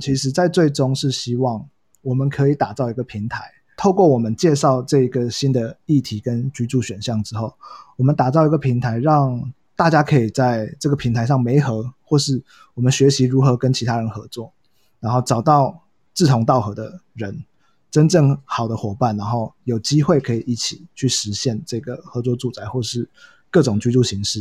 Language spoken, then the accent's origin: Chinese; Hsinchu, Taiwan; also born or lived in Kaohsiung / Taoyuan; now in Taipei, Taiwan; 其实我是高雄人，然后在新竹长大，然后在桃园 读书在台北工作